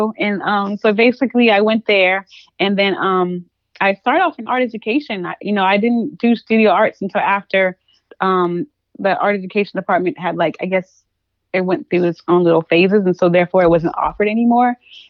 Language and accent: English; the South, United States; Like, of course I grew up in the South, so I know what nature is like, but like I wasn't walking to the grocery store.